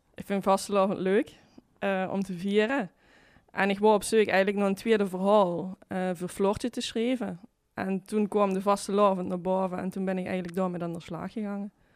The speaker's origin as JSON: {"language": "Dutch", "town": "Brunssum", "region": "Limburg", "country": "Netherlands", "tie": "born or raised there", "also_born_or_lived": "Kerkrade", "said": "Ik ben geboren in Brunsum"}